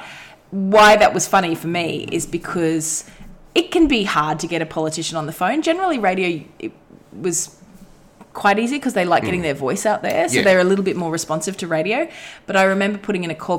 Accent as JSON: {"language": "English", "country": "Australia", "accent": "Australian", "said": "I don't tend to consider myself having a very Australian accent"}